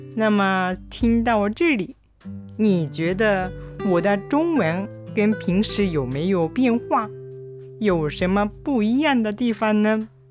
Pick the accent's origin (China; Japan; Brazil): Japan; now in Kobe, Japan; 私の生まれた町はとっても小さい町